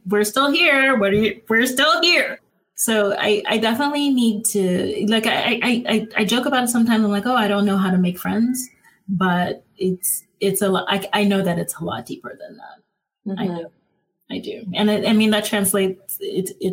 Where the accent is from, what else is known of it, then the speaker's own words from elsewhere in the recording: Cap-Haïtien, Nord, Haiti; also born or lived in Florida, United States / Ohio, United States; now in Los Angeles, United States; growing up in Haiti